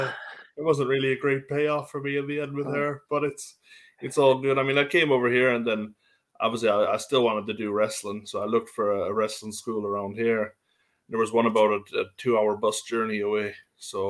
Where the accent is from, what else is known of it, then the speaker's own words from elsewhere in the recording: Carbonear, Newfoundland and Labrador, Canada; moved away as an adult; also born or lived in Calgary, Canada; now in United Kingdom; I was from Carbonair, Newfoundland, out around Maritimes. And then I lived all my life in Carbonair